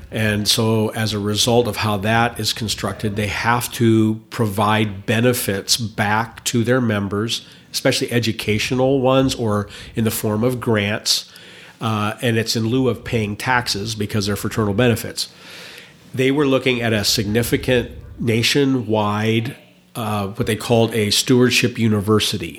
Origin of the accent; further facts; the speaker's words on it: Indiana, United States; also born or lived in Wisconsin; now in Boise, United States; I grew up in Indiana, but lived in Wisconsin for a very long time